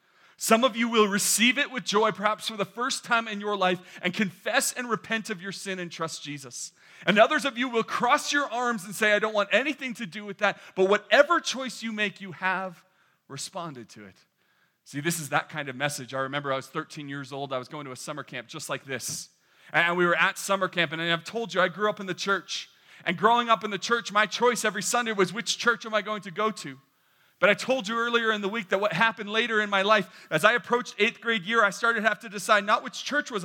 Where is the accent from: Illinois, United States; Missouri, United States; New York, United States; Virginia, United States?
New York, United States; born there; if I were to tell you that I was born not in California but in the great state of New York, that is a true story. That is where I was born.